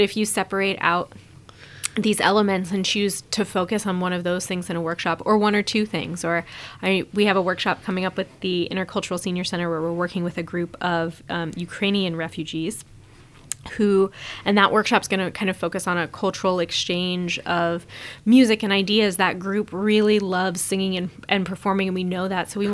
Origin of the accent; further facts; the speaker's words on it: Omaha, Nebraska, United States; my hometown